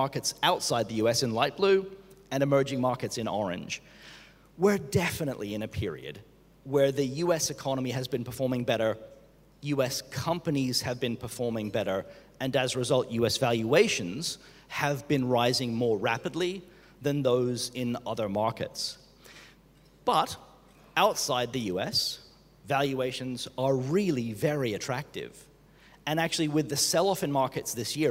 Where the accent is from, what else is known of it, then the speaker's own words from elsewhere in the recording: Australia; moved away; I'm Australian